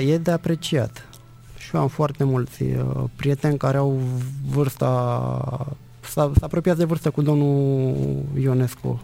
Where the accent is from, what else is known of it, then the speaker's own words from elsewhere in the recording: Dragalina, Călărași County, Romania; Eu sunt născut și crescut în Bărăgan